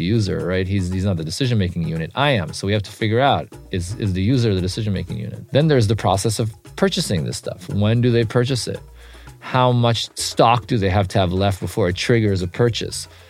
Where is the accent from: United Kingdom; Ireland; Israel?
Israel; moved away; When I was growing up in Israel